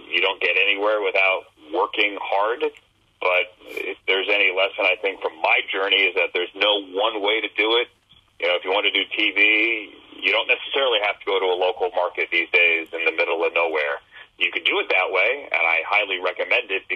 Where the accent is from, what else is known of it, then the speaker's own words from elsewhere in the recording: Northern Virginia, United States; I grew up in Northern Virginia